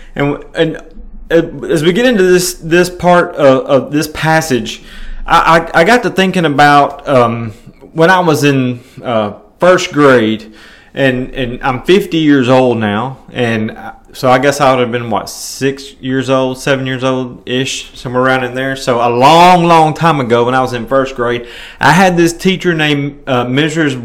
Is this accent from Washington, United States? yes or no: no; Milan, Tennessee, United States; moved away; my hometown of Milan, Tennessee